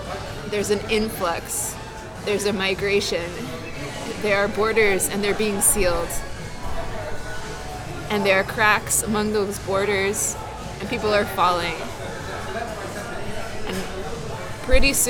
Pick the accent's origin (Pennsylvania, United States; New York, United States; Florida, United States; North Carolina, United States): New York, United States; New York City; I grew up in New York all my life, pretty much. I was born in Hell's Kitchen